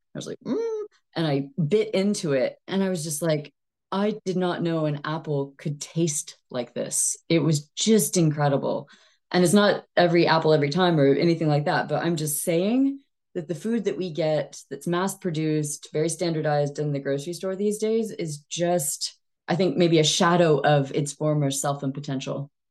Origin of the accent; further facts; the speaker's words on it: Texas, United States; moved away as an adult; also born or lived in East Asia / China; now in United Kingdom; I am Texan by birth, but British by choice. I've been in the U K for about fourteen years now